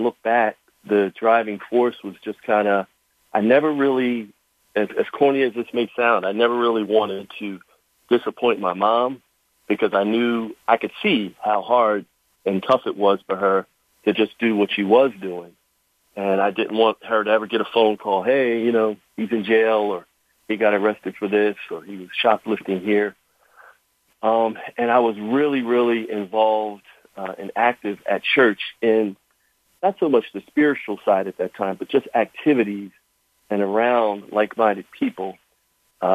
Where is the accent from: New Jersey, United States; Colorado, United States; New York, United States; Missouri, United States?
New Jersey, United States; Camden; I grew up right outside of Philly in New Jersey, Camden